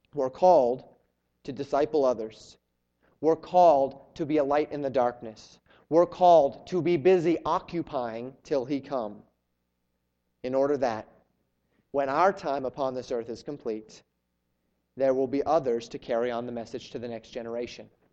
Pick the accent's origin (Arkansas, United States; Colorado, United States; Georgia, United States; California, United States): Colorado, United States; moved away as an adult; also born or lived in Florida; I'm a Western guy. I grew up in Colorado.